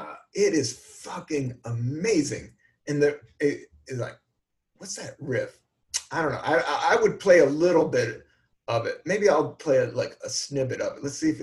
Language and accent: English; Florida, United States; I'm from Florida.